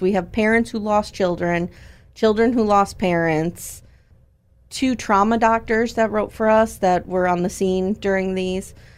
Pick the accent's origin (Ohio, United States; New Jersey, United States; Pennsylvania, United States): Pennsylvania, United States; Scranton; also born or lived in Scott Township, Pennsylvania; I grew up in Scranton. I've been here pretty much my whole life.